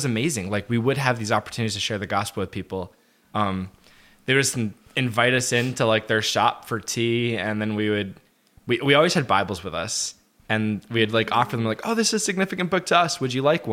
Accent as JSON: {"language": "English", "country": "United States", "said": "we're both American."}